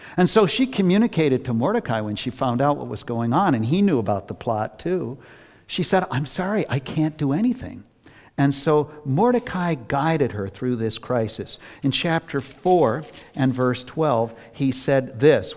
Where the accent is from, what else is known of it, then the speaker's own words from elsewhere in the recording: Worcester, Massachusetts, United States; I've always lived in Massachusetts, except for a short time when I was at seminary. I grew up in Worcester